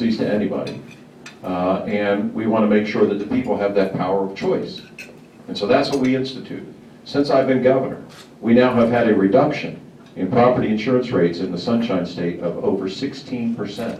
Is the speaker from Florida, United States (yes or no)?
yes; St. Petersburg, Florida, United States; also born or lived in Altoona, Pennsylvania / Atlanta, Georgia / Winston-Salem, North Carolina; When I was three, we moved to St. Petersburg, Florida, and that's where I grew up and went to public school